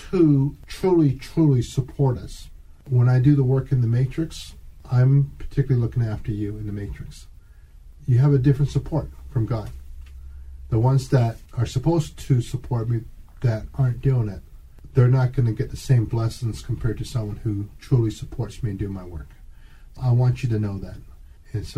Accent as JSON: {"language": "English", "country": "Canada", "said": "I'm Canadian."}